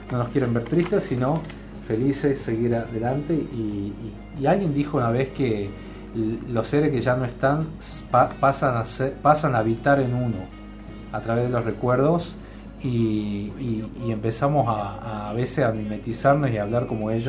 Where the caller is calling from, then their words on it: Monte Grande, Buenos Aires Province, Argentina; Buenas tardes … de Monte Grande, Buenos Aires.